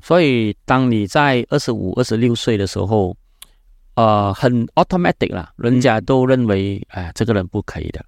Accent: Malaysia; Chinese is a second language; 我是，呃，从马来西亚来的

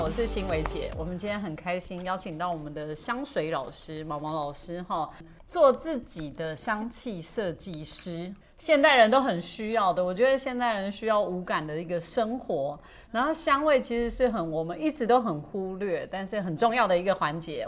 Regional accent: Keelung, Taiwan; 我是基隆人嘛

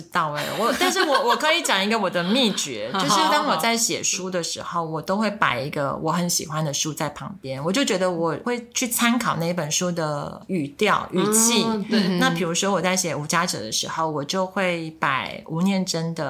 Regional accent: Taiwan; 对，因为我从小是在眷村长大的，哦、所以我的台语真的很烂。

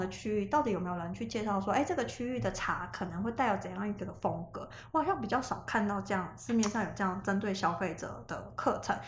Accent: Taiwan; 因为我是台湾人，我对台湾其实是很有感情

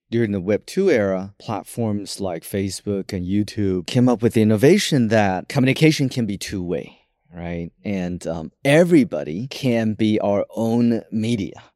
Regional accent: Taiwan; I was born in Taiwan, so I have a Taiwanese passport

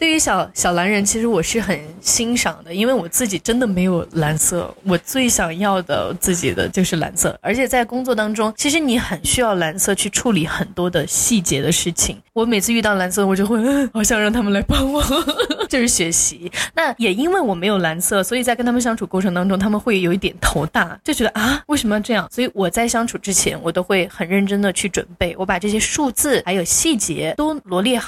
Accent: Sichuan, China; 我作为一个四川人很能吃辣

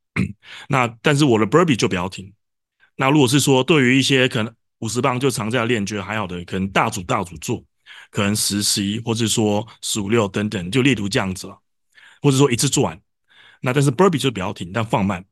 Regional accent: Taiwan; 我们台湾人毕竟又不是母语

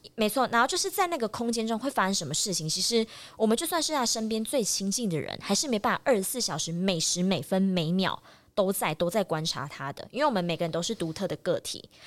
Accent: Taiwan; 我自己本身是很感谢我出生在台湾的

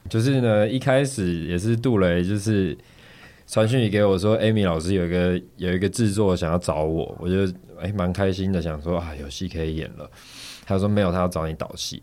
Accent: Taiwan; 我们台湾这边是怎么教的

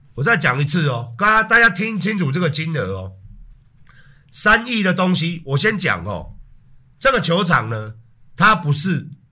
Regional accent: Taiwan; 身为一个台湾人

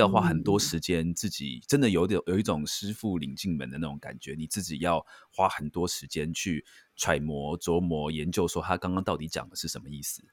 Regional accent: Taiwan; 尤其在台湾，就是我觉得我们台湾人长大的

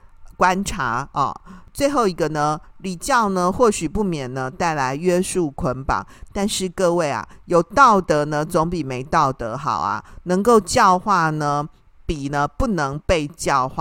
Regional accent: Taiwan; 我们台湾人实在是太爱拜拜，没有一尊那个昂阿森啊的偶人，你会觉得怪怪的，感觉拜不下去

